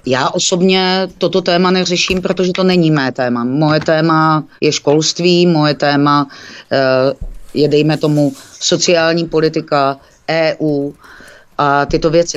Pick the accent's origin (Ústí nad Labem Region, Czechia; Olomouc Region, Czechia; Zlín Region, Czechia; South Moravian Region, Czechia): Olomouc Region, Czechia; Olomouc; Olomouc je mé rodné město a je to můj domov